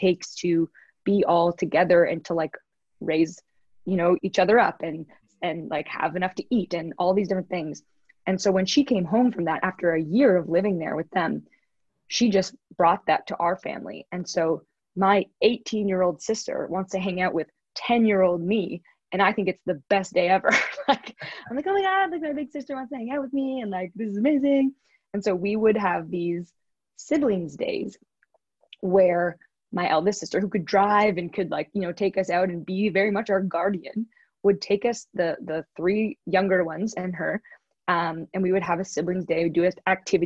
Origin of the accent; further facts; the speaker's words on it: Toronto, Ontario, Canada; I grew up in Toronto, Canada.